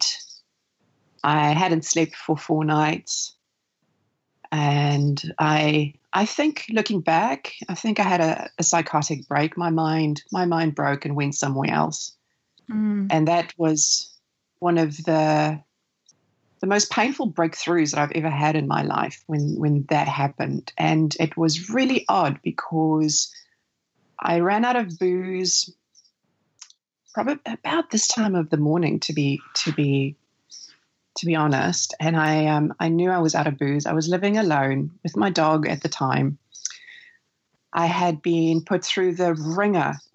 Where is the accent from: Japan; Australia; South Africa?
South Africa; now in New Zealand; where I grew up, because I was born in South Africa, summers mean, or Christmas means summer holiday